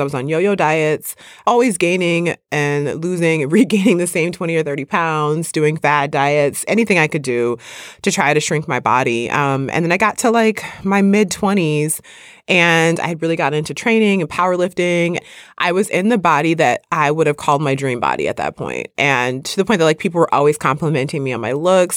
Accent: Midwest, United States; I grew up in the Midwest

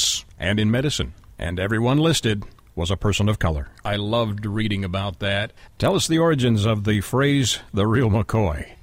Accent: Canada; I grew up in Canada

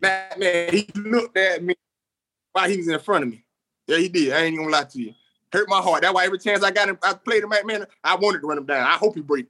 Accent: Bradenton, Florida, United States; also born or lived in Orlando, Florida; I'm from Bradenton, Florida.

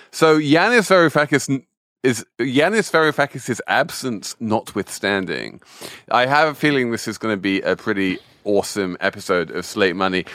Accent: Europe, in Britain, England, United Kingdom; I grew up in Europe and with a very sort of pro-European family

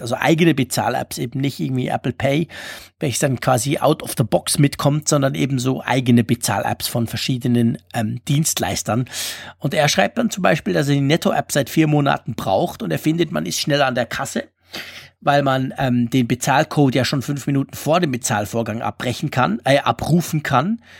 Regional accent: Switzerland; als Schweizer

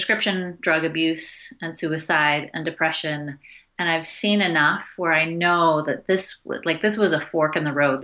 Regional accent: outside of Portland, Oregon, United States; I grew up outside of Portland, Oregon

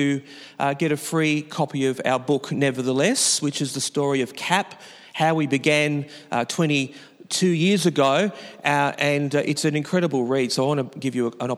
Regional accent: Newcastle, New South Wales, Australia; I come from Newcastle, which is the capital of New South Wales, above a little city called Sydney.

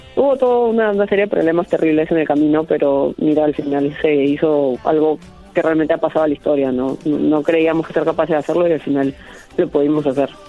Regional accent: Peru

